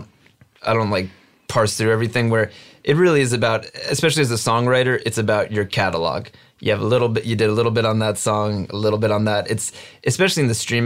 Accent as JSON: {"language": "English", "region": "New Jersey", "country": "United States", "tie": "born or raised there", "said": "growing up in New Jersey"}